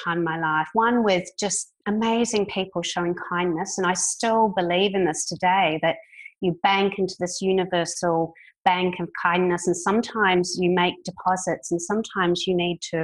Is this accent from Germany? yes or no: no; New Zealand; moved away as an adult; also born or lived in United Kingdom; now in Melbourne, Australia; I'm a Kiwi